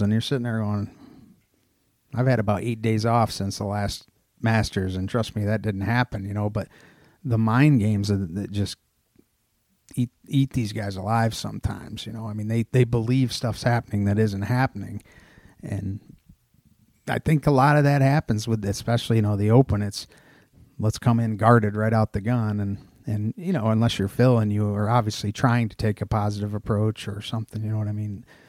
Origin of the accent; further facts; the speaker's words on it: Odessa, New York, United States; moved away; Finger Lakes region of New York in a town called Odessa, New York.